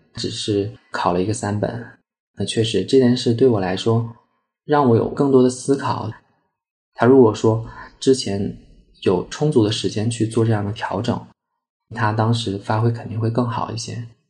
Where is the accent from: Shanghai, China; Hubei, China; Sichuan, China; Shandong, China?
Sichuan, China; Chengdu; 我来自四川成都，今年二十九岁，我是一名绘画心理分析师